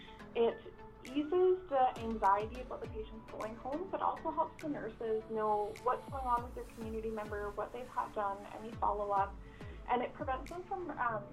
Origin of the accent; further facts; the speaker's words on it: Kanaka Bar Indian Band, near Lytton, BC, British Columbia, Canada; I'm from Kanakavar Indian Band, which is down the canyon just outside of Lytton, BC.